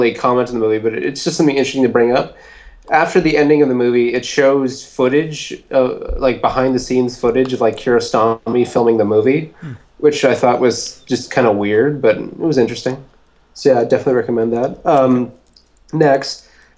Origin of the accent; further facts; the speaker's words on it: Winnipeg, Manitoba, Canada; Winnipeg, my hometown